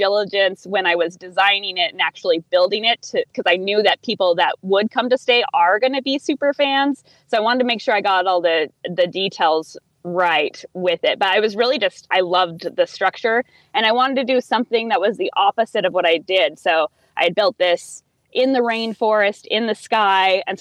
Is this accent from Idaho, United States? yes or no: yes; Idaho, United States; my home state